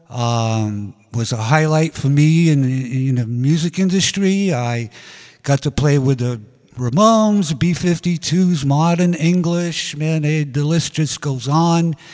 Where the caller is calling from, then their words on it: Hollywood, California, United States; I'm direct live from Hollywood, California.